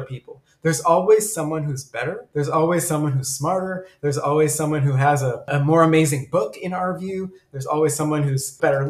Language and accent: English; United States; accent: American; also born or lived in Sudan; I speak Arabic with a very American accent, very Americanized, because I moved to the United States as a child